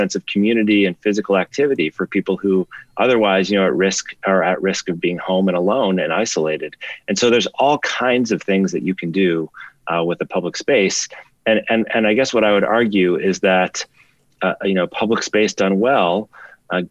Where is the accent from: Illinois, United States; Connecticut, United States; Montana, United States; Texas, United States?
Illinois, United States; Chicago; now in New York, United States; I grew up in Chicago